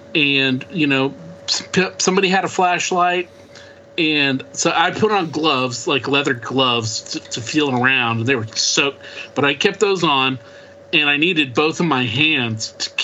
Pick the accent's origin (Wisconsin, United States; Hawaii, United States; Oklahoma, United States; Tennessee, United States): Oklahoma, United States; we're farm kids from Oklahoma